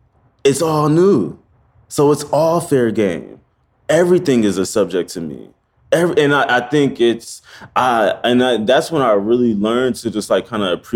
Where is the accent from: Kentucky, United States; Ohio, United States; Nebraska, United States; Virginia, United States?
Nebraska, United States; Omaha; moved away as an adult; also born or lived in Iowa; now in New York, United States; I was born in Omaha, Nebraska. I went to college in Iowa, and then I landed in New York